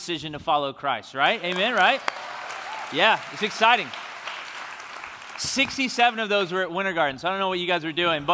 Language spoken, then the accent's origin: English; Memphis, Tennessee, United States; moved away; I'm from Memphis, Tennessee, originally